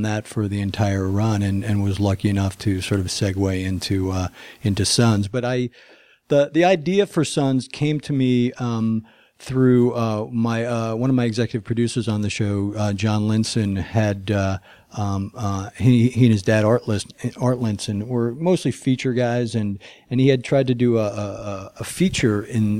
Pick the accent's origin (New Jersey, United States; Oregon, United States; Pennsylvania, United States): New Jersey, United States; moved away as an adult; now in Los Angeles, United States; I came from New Jersey to LA on a motorcycle.